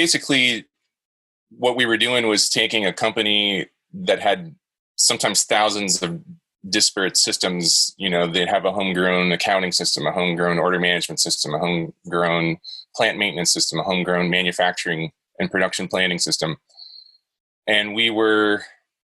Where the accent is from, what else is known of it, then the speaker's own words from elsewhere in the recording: Jacksonville, Florida, United States; I grew up in Florida, in Jacksonville.